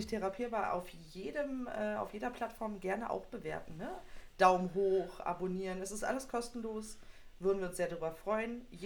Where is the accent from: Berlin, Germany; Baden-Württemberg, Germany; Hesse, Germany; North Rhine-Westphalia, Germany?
Berlin, Germany; Bei uns in Berlin sagt man Bauarbeitermarmelade.